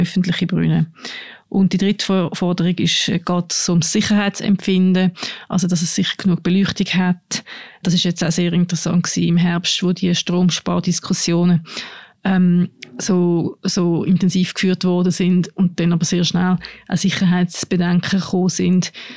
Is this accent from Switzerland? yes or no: yes; Aargau, Switzerland; wo meine Eltern ihr Haus gebaut haben im Aargau, wo ich aufgewachsen bin